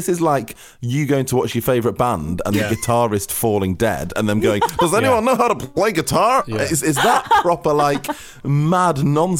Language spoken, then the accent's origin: English; Manchester, North West England, United Kingdom; And …, I'm from Manchester.